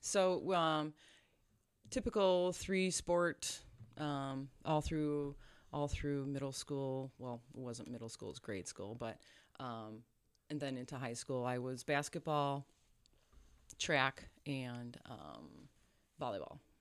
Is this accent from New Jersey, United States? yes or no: no; Chebanse, Illinois, United States; we grew up in Chabance, Illinois